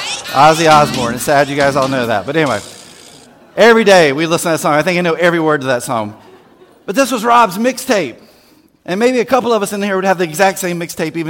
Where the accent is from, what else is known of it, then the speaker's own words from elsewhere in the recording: Winston-Salem, North Carolina, United States; I grew up in Winston-Salem, North Carolina, actually outside of Winston-Salem, North Carolina, in Forsyth County